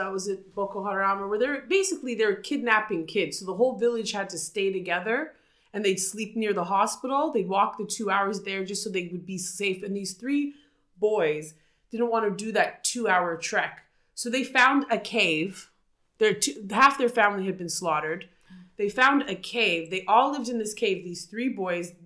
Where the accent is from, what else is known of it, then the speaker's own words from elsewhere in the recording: Jamaica; I'm Jamaican